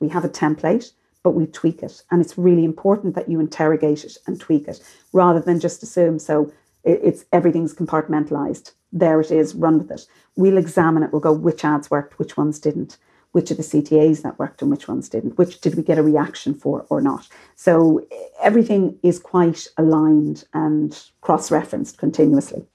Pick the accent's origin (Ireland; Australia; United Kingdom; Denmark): Ireland